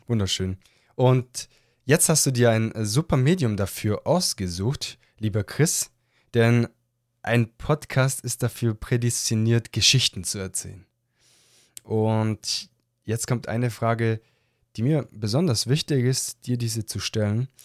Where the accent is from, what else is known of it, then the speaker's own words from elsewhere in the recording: Southern Germany, Germany; aus Süddeutschland